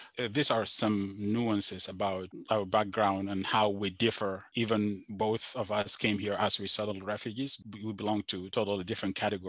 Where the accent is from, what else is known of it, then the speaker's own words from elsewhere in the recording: Nuba Mountains, South Kordofan, Sudan; moved away; I am from Central Sudan, from a region called the Nuba Mountains, which is located in Central Sudan in southern Kordofan state. So my region, the region that I'm from, the state that I'm from, shares a border with the new state of South Sudan.